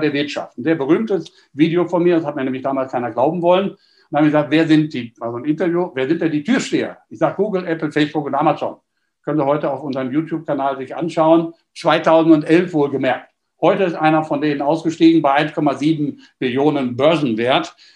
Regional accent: Düsseldorf, North Rhine-Westphalia, Germany; als Düsseldorfer

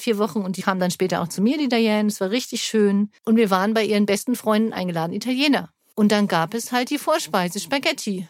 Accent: Germany; ich bin ja Deutsche

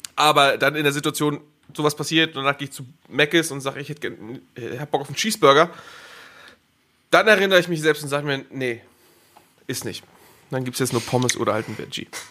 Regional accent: Schleswig-Holstein, Germany; now in Cologne, Germany; ich komme aus Schleswig-Holstein

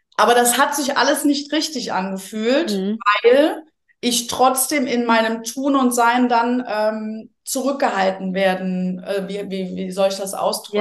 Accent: Rhineland, Germany; moved away; ich so eine Frohnatur bin, auch aus dem Rheinland ursprünglich

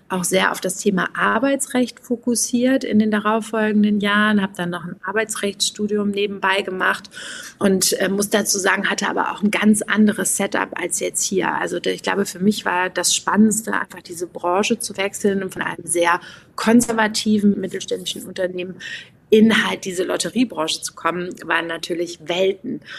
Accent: Aachen, North Rhine-Westphalia, Germany; Ja, ich komme aus Aachen, ich bin da geboren und meine Familie lebt natürlich auch noch da.

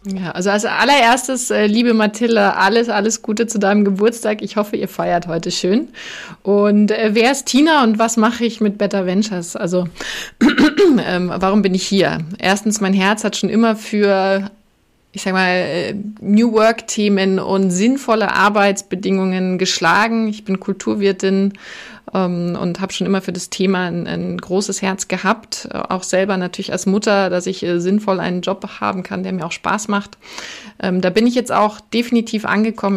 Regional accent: a small village south of Munich, Bavaria, Germany; ich bin südlich von München in einem winzigen Dorf in der Natur aufgewachsen

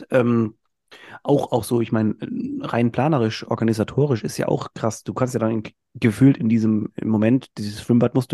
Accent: Mühlhausen, Thuringia, Germany; moved away; meiner Heimatstadt, also hm, in Mühlhausen

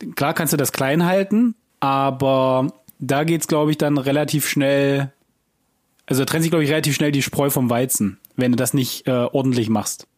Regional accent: Germany; als Deutscher

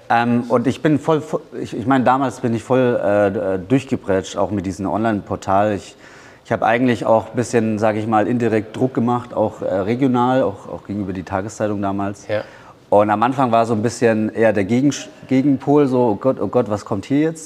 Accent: Bamberg, Bavaria, Germany; moved away as an adult; now in Thailand; ich komme aus Bamberg, ich bin hier geboren. Bamberg ist auch meine Heimat.

